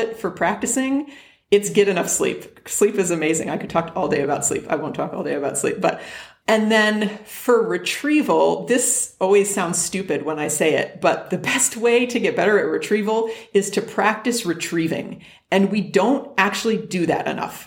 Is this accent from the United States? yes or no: yes; West Hartford, Connecticut, United States; now in Arizona, United States; I'm from West Hartford, Connecticut, 860 is the area code there